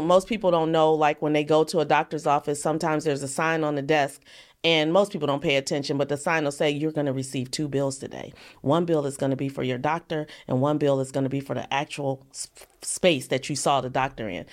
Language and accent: English; East Cleveland, Ohio, United States; I grew up in East Cleveland.